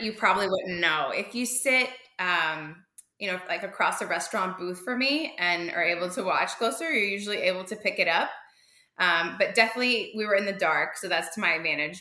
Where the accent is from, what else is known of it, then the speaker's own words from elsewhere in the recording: Florida, United States; I'm from Florida